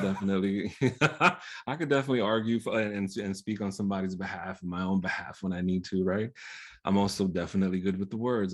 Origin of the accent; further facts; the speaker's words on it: New York, United States; first language Spanish; English is a second language; growing up in poverty, growing up in New York, being caribeño